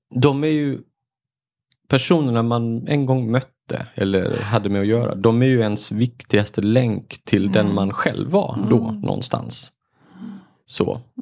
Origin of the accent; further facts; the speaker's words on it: Marbäck, Halland County, Sweden; i mina hemtrakter, liksom. Mm. Marbäck, Tofta sådär